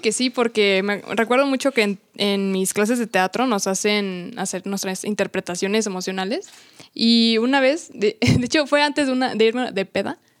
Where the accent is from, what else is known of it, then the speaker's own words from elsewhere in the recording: Mexico; nuestro orgullo como mexicano